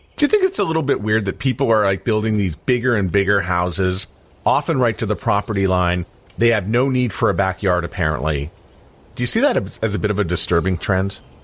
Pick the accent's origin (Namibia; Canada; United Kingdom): Canada; growing up Canadian